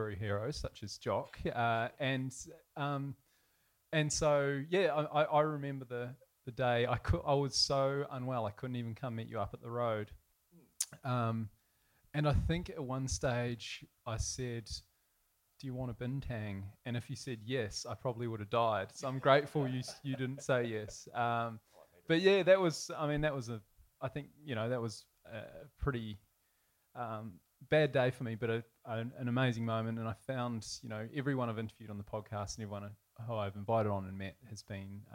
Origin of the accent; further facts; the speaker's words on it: New Zealand; accent: Kiwi; moved away as an adult; now in Melbourne, Australia; I am a Kiwi